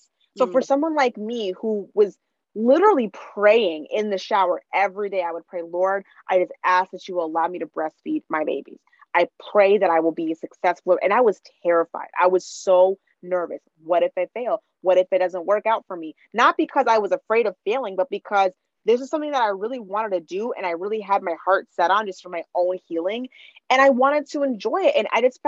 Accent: Minnesota, United States; now in Washington, D.C. area, United States; I grew up in Minnesota. That was more white than where I am now, which is in the DC area

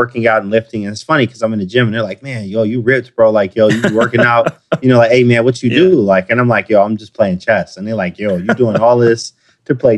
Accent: Detroit, Michigan, United States; I'm from Detroit

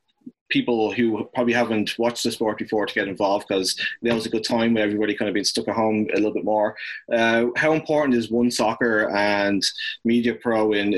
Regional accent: Ireland; moved away; I'm from Ireland

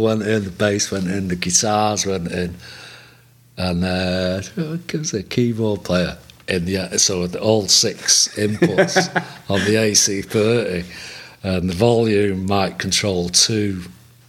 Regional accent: Manchester, North West England, United Kingdom; I lived in Chorlton. I was born and bred in Chorlton.

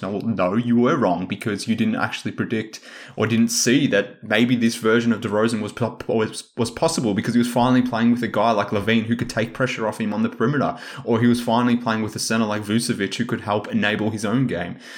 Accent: Australia; I'm Australian

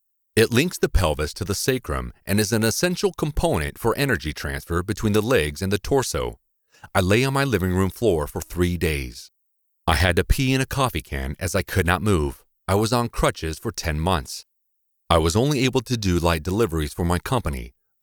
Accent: Ohio, United States; born there; I was born in Ohio, and it was the strongest real estate in the world.

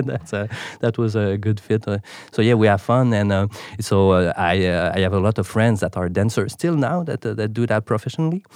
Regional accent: Montreal, Quebec, Canada; first language French; English is a second language; I'm from Montreal, so, uh, that's why the accent, my main, my, uh, main language is, uh, French

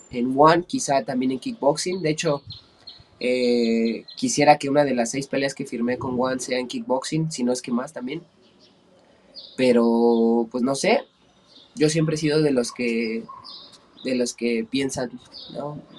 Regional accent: Ecatepec, State of Mexico, Mexico; Estado de México. Eh, en el, del municipio de Catepec. Estamos relativamente pegados a la Ciudad de México.

